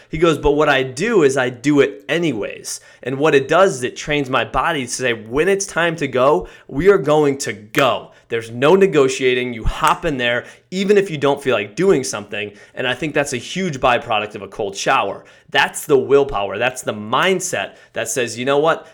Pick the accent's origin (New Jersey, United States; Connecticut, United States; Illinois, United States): Connecticut, United States; I grew up in Connecticut